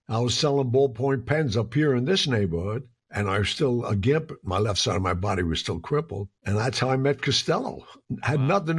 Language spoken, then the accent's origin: English; New York, United States; I was from Mulberry Street